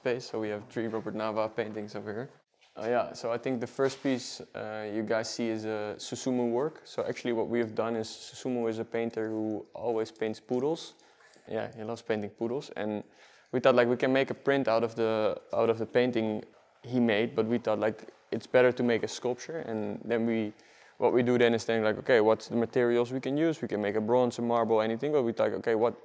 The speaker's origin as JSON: {"language": "English", "town": "Almere", "region": "Flevoland", "country": "Netherlands", "tie": "born or raised there", "moved": "yes", "lives_now": "Amsterdam, Netherlands", "said": "we grew up in Almere"}